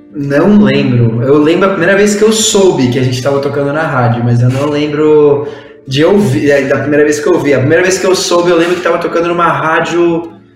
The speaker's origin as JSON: {"language": "Portuguese", "country": "Mexico", "second_language": "Portuguese", "moved": "yes", "lives_now": "São Paulo, Brazil", "said": "eu sou mexicano, moro em São Paulo"}